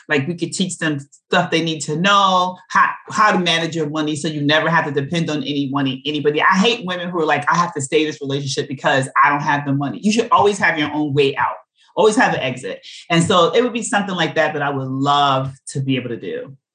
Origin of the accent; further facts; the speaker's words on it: New York City, New York, United States; I'm from Brooklyn.